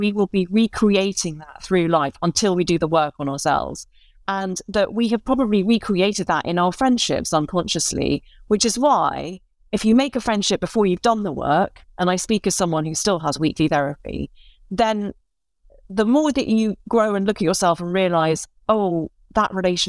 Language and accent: English; Northern Ireland, United Kingdom; also born or lived in London; I was born in London, but I grew up in the north of Ireland. And it was a very specific time to move there as an English person